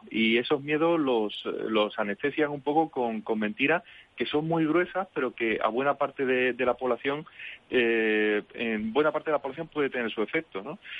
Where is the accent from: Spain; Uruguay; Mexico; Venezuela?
Spain; Catalonia; nosotros nos separamos, pero claro, conservamos el pasaporte español, con lo cual, para lo que queremos, seguimos siendo españoles